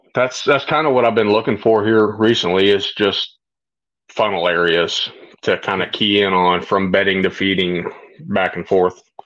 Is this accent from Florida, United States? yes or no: yes; Florida, United States; I grew up hunting in Florida